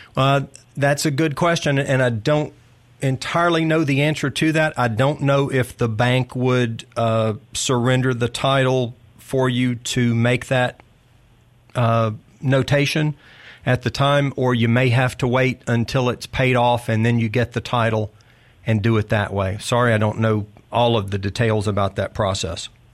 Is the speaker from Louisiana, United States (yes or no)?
yes; Arcadia, Louisiana, United States; moved away as an adult; now in Mississippi, United States; I grew up in North Louisiana